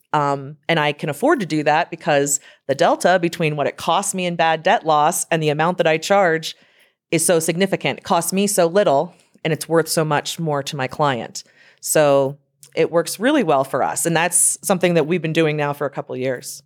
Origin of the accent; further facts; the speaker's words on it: Lancaster County, Pennsylvania, United States; also born or lived in Harrisburg, Pennsylvania; I'm from Lancaster County, Pennsylvania